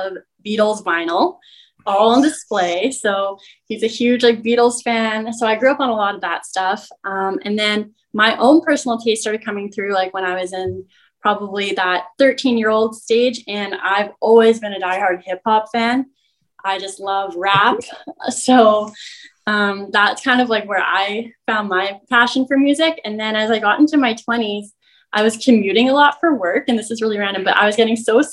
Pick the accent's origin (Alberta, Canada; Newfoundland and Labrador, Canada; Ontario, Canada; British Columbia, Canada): British Columbia, Canada; Maple Ridge; I'm from Maple Ridge